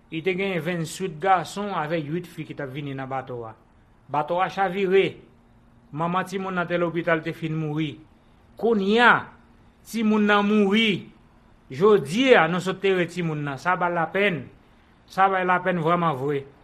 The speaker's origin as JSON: {"language": "Haitian Creole", "country": "Haiti", "moved": "yes", "lives_now": "Puerto Rico", "said": "Paske nou mèm isi, debi nou soti Haiti, nou bagen moun ki pou reprezenten nou."}